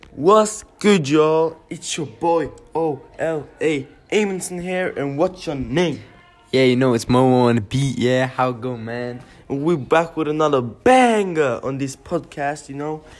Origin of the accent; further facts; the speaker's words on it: Oslo, Norway; we're two boys from Oslo in Norway